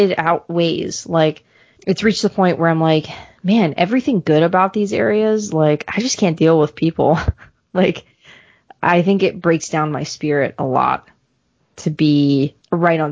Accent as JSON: {"language": "English", "town": "Baltimore", "region": "Maryland", "country": "United States", "moved": "yes", "said": "I'm originally from Baltimore area"}